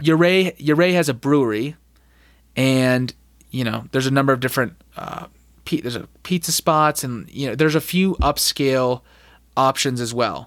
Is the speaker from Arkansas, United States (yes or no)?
no; Scottsdale, Arizona, United States; moved away as an adult; also born or lived in Washington, D.C.; growing up, growing up in Scottsdale in Phoenix